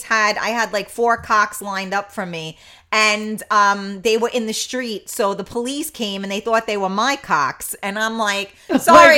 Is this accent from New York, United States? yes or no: yes; New York City, New York, United States; I grew up in the Bronx